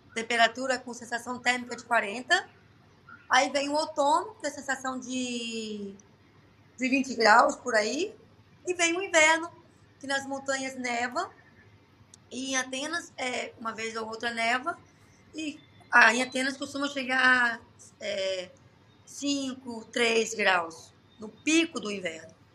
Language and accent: Portuguese; Brazil; moved away as an adult; now in Athens, Greece; eu sou bem brasileira mesmo